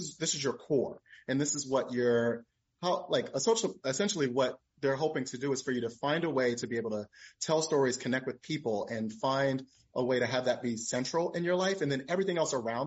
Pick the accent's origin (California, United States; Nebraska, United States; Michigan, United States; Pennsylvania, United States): Pennsylvania, United States; Philadelphia; moved away as an adult; also born or lived in Atlanta, Georgia; I'm from South Philadelphia originally, not West Philadelphia like Will Smith